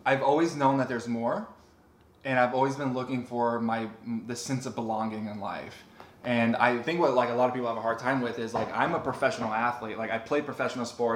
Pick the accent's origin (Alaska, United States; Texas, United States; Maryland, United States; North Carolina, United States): Texas, United States; Texas Panhandle, United States; I grew up in the Bible Belt of Texas Panhandle